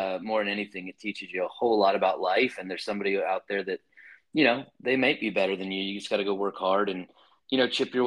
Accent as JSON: {"language": "English", "town": "Lakeland", "region": "Florida", "country": "United States", "tie": "born or raised there", "moved": "as an adult", "lives_now": "College Station, United States", "said": "grew up just between Tampa and Orlando for the most part, right in the city known as Lakeland"}